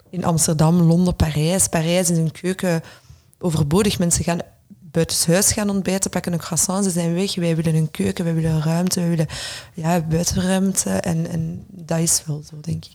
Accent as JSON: {"language": "Dutch", "town": "Brussels", "region": "Brussels-Capital Region", "country": "Belgium", "also_born_or_lived": "London", "said": "wij als, als Brusselaars, of misschien ingewikkelde Brusselaars moet ik ook wel zeggen"}